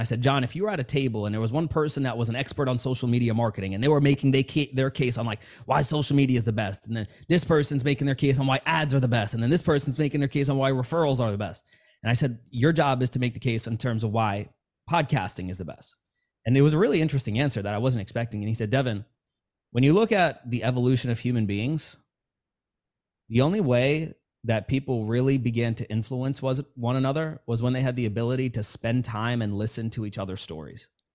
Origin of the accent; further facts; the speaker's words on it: New York City, New York, United States; I grew up in New York City, Queens, New York